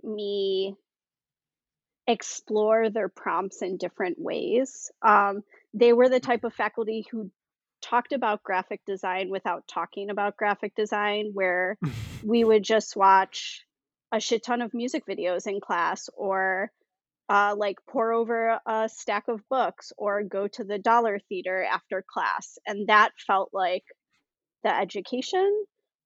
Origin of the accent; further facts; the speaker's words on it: Buffalo, New York, United States; I grew up in Buffalo, New York